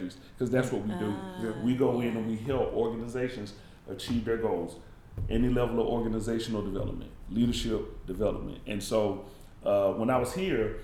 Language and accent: English; the American South, United States; moved away; I'm from the South